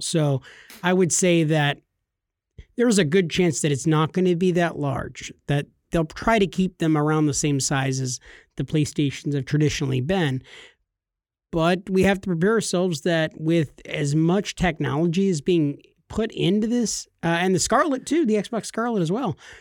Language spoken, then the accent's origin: English; California, United States; we're from California